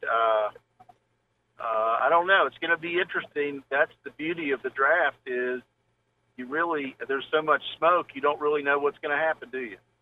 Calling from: Huntington, West Virginia, United States; calling from Huntington

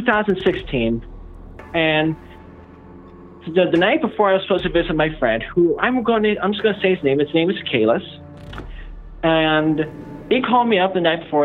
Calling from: Illinois, United States; I'm calling from Illinois

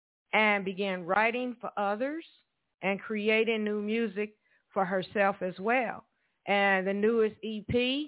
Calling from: Evansville, Indiana, United States; I'm calling from Evansville, Indiana

